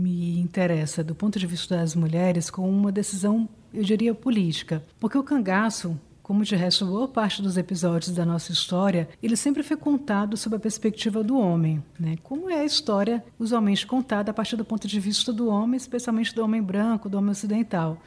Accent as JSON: {"language": "Portuguese", "region": "Northeast Brazil", "country": "Brazil", "also_born_or_lived": "Mossoró, Rio Grande do Norte", "said": "Eu sou do Nordeste"}